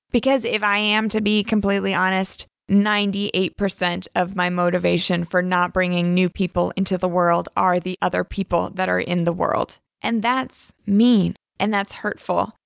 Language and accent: English; the South, United States; I grew up in the South, in the Bible Belt